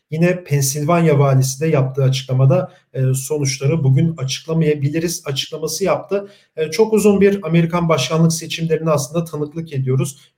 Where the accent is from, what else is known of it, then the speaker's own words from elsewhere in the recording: Turkey; Ee, biz de Türkiye'den yani Türkiye'liler olarak çok yakından takip ettik bunu.